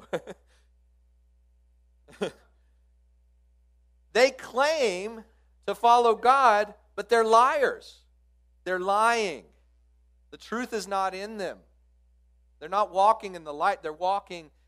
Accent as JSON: {"language": "English", "town": "Midland", "region": "Texas", "country": "United States", "tie": "born or raised there", "said": "I grew up out in Midland, Texas"}